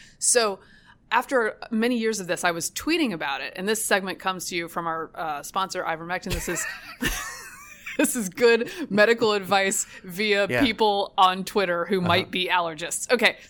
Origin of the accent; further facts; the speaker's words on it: the South, United States; now in Washington, United States; I am from the South. I have a warm birthday.